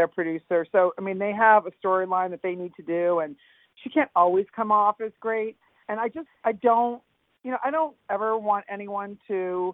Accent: New York, United States; I'm from New York

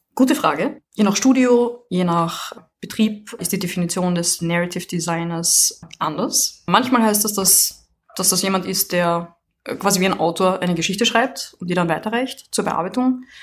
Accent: Vienna, Austria; now in France; ich komme aus Wien, wohne jetzt in Frankreich

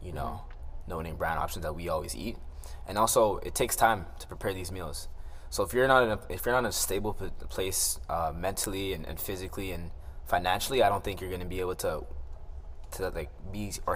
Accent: Mississauga, Ontario, Canada; I'm from Mississauga

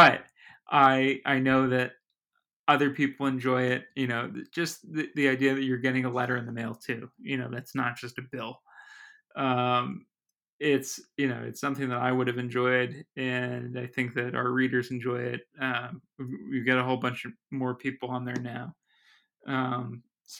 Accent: Summit, New Jersey, United States; born or raised there

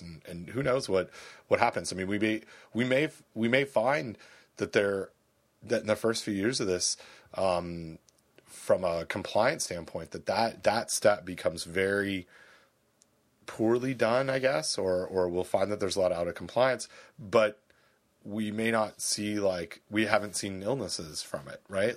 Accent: Canada; I'm from Canada

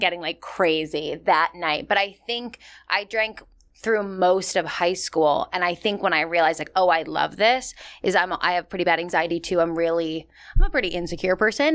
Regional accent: Massachusetts, United States; now in New York, United States; I'm from Massachusetts originally

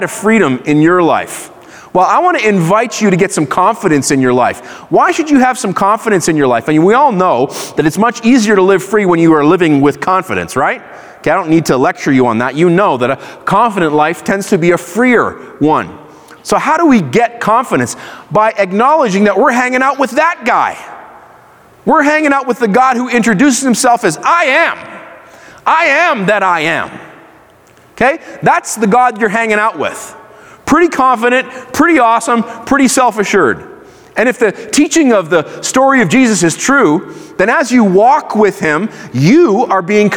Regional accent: Israel; I grew up in Israel. I went to Hebrew school

